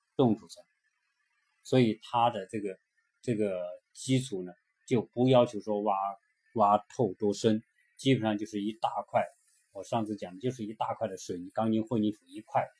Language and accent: Chinese; China; 对于我们中国人来说非常，对房子的关注